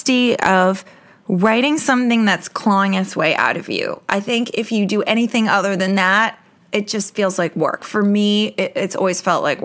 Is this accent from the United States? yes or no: yes; New York, United States; I'm a New Yorker.